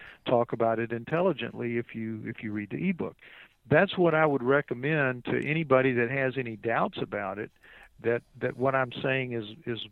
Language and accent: English; New Orleans, Louisiana, United States; I'm from New Orleans.